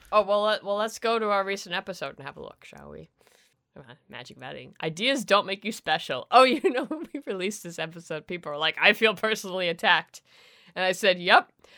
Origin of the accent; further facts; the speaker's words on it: Canada; I'm the Canadian